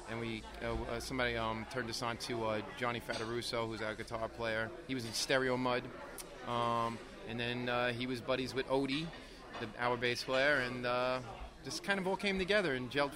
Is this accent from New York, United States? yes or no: yes; New York City, New York, United States; Born and raised, I've lived in Brooklyn my entire life